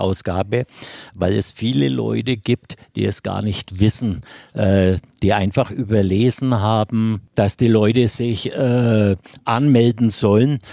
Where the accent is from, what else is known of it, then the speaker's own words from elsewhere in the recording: Erlangen, Bavaria, Germany; ich bin noch am alten Sportplatz groß geworden in der Jahnstraße